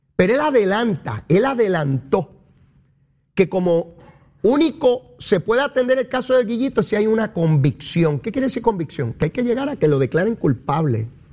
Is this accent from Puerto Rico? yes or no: yes; Puerto Rico